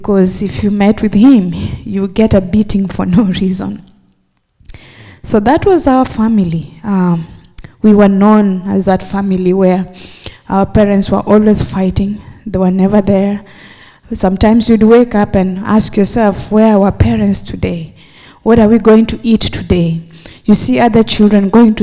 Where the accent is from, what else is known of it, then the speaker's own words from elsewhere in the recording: Kenya; moved away; I am originally from Kenya